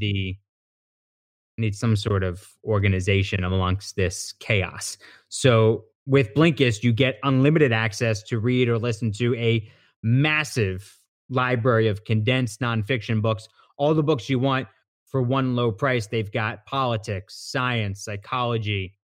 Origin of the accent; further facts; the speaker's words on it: Abington, Pennsylvania, United States; I'm from Abington, and that's our rival high school.